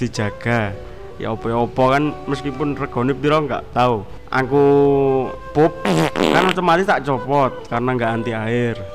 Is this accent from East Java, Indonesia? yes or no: yes; Surabaya, East Java, Indonesia; moved away as an adult; also born or lived in Solo; saya sebagai warga Surabaya